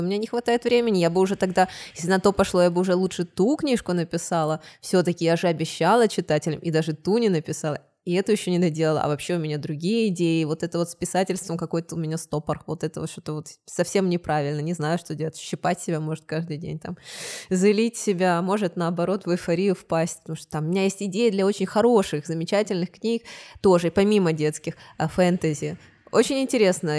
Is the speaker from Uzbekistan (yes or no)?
no; Odesa, Odesa Oblast, Ukraine; also born or lived in Kyiv, Ukraine / England; now in Tyrol, Austria; я из Одессы переехала в Киев